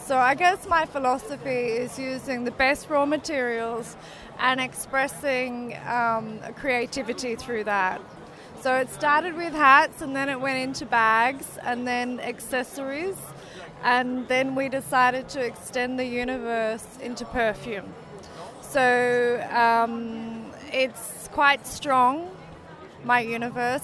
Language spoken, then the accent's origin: English; Australia; also born or lived in south of France; now in France; I'm Australian, but based in the south of France